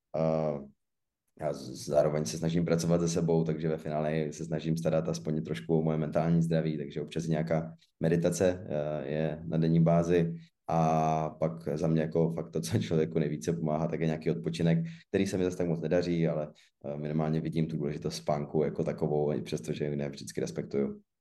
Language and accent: Czech; Zlín, Zlín Region, Czechia; jsem ze Zlína, což prostě beru jako město Obuvy